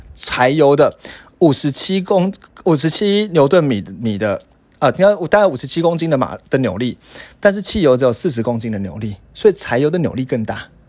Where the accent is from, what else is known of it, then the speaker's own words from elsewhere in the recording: Taiwan; 因为我们台湾人可能很少遇到下雪